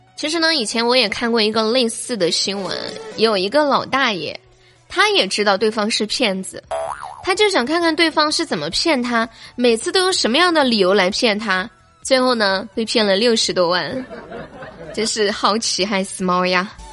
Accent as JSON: {"language": "Chinese", "country": "China", "said": "我们生在中国"}